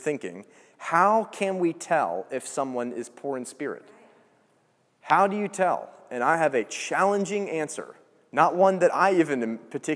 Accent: Georgia, United States; I grew up in Georgia, so, like, you know, we have bulldogs.

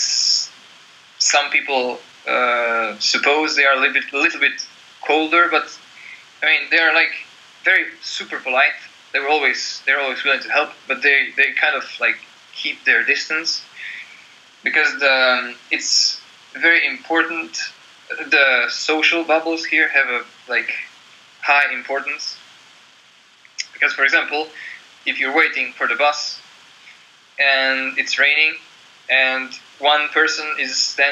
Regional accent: Croatia; moved away as an adult; also born or lived in Slovenia; now in Norway; my hometown in Croatia.

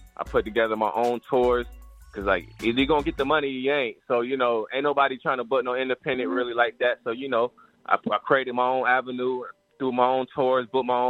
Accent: Fort Walton Beach, Florida, United States; also born or lived in Virginia; I'm from Panhandle, Florida, man. Fort Walton Beach, you know, Panama City, Pensacola, that whole 850. I'm repping all that. You know, I grew up in Bethlehem, VA.

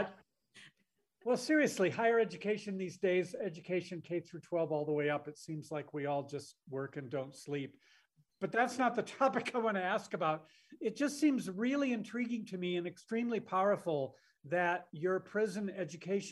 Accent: Michigan, United States; now in Utah, United States; I grew up in Michigan

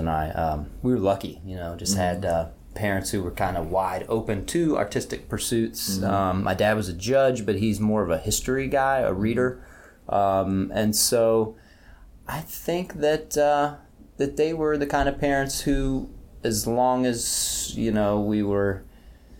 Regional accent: Huntington, West Virginia, United States; my hometown, Huntington, had Owens, Illinois glass factory.

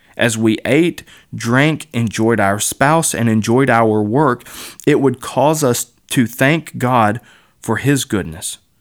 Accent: Kentucky, United States; I was raised in Kentucky

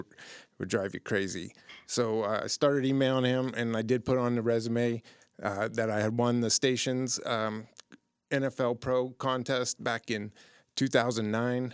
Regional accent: Youngstown, Ohio, United States; I'm from Youngstown, Warren, Ohio, that area

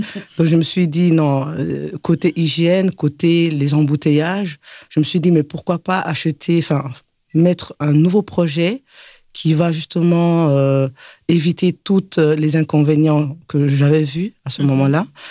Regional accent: Belgium; moved away as an adult; also born or lived in Mali; now in Bamako, Mali; Je suis une belge malienne et grandie en Belgique

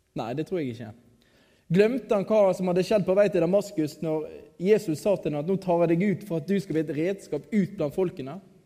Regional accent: Radøy, Vestland, Norway; moved away; also born or lived in Kristiansand; jeg kommer fra Radøy

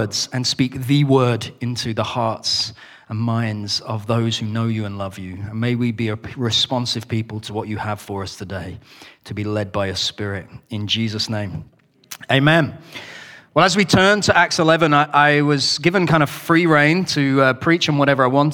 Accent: the north of England, United Kingdom; I am British, so I speak properly, but I'm also from the north of England, and we don't speak like the king

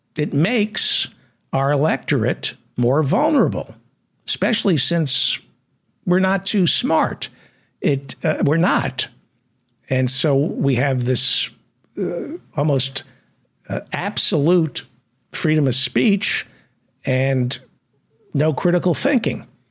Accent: United States; I'm an American

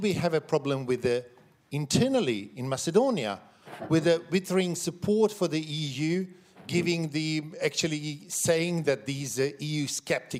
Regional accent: Sarajevo, Federation of Bosnia and Herzegovina, Bosnia & Herzegovina; now in Sweden; I'm the member of the parliament from Sweden, even though I was born in Balkans, in Sarajevo

